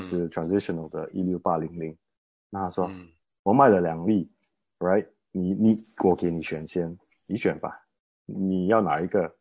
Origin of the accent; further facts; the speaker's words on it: Malaysia; 我是马来西亚人